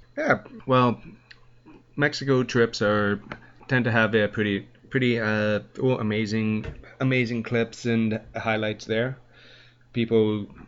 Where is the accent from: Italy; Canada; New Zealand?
Canada; I'm a Canadian boy through through and through